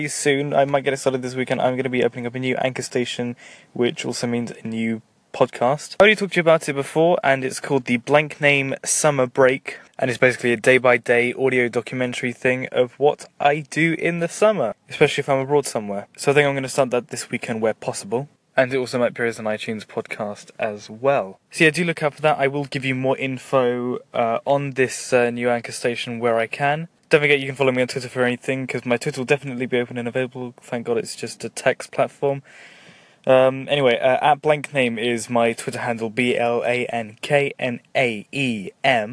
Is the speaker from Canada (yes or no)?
no; England, United Kingdom; I am English and I'm from Britain